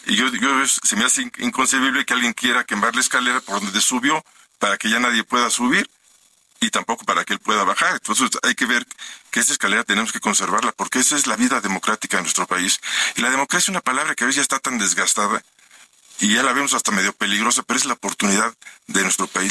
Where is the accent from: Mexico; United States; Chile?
Mexico; los mexicanos